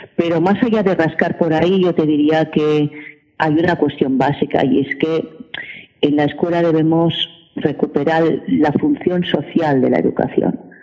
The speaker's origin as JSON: {"language": "Spanish", "town": "L'Hospitalet de Llobregat", "region": "Catalonia", "country": "Spain", "said": "Yo soy de Hospitalet de Llobregat"}